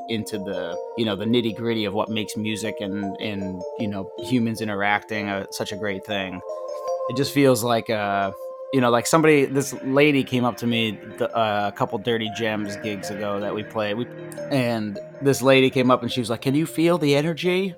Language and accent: English; Maine, United States; I'm from Maine. I grew up in Maine, uh, for the most part, anyways, and about a half hour outside of Portland